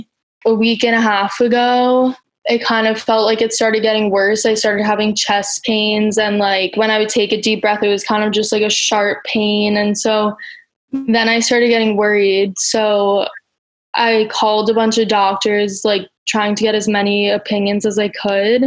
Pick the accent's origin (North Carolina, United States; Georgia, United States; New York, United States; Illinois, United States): New York, United States; New York City; I'm from Brooklyn